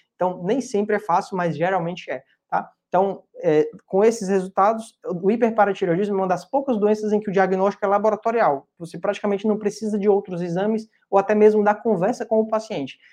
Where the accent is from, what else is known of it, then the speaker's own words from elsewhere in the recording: Fortaleza, Ceará, Brazil; eu sou de Fortaleza